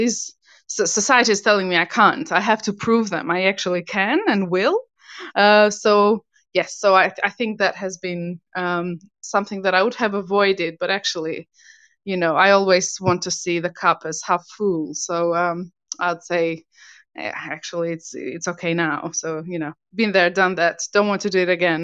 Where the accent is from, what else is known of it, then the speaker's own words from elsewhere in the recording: Albania; English is a second language; moved away as an adult; also born or lived in Italy; now in United Kingdom; I was born in Albania, moved to Italy